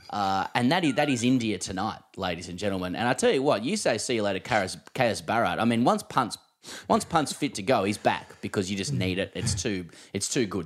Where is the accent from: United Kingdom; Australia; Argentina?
Australia; as an Australian